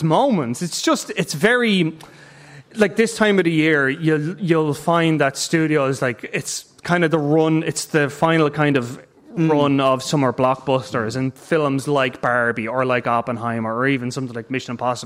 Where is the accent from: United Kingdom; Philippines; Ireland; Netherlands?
Ireland; I'm saying this as an Irish person